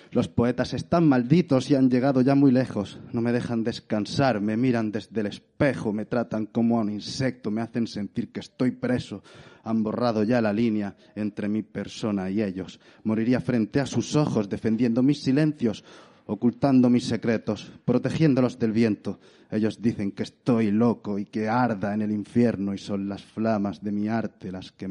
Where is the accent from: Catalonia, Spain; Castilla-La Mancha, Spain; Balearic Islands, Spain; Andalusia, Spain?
Andalusia, Spain; Granada; soy de Granada.